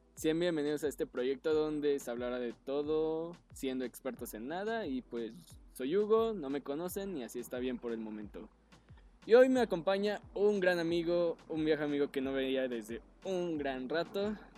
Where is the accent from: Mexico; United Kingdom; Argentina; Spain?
Mexico; State of Mexico; yo soy nativo de ahí